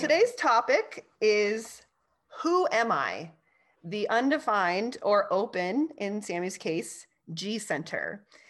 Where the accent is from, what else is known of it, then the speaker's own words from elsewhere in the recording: California, United States; I grew up in California